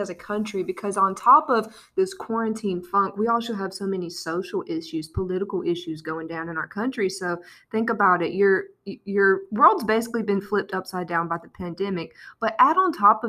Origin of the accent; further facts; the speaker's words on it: South Carolina, United States; now in Los Angeles, United States; I'm originally from South Carolina, like she said, but I've been living